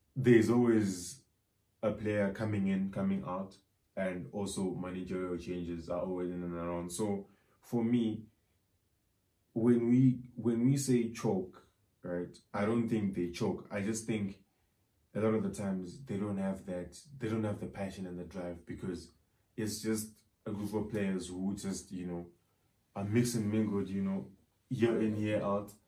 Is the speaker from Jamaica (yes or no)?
no; Zimbabwe; Zim, probably, uh, you know, because that's my home country